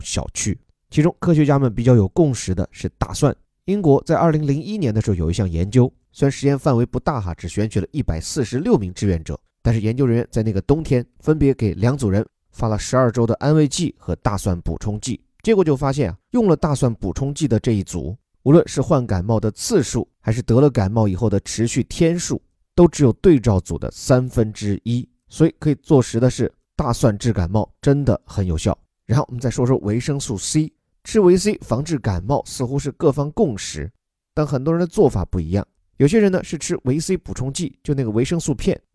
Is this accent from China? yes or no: yes; China; 我们中国人